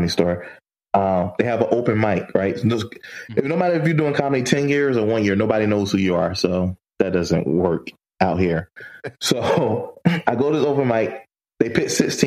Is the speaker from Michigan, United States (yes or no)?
no; South Florida, United States; moved away as an adult; also born or lived in North Carolina; now in Los Angeles, United States; I'm actually from Florida, from South Florida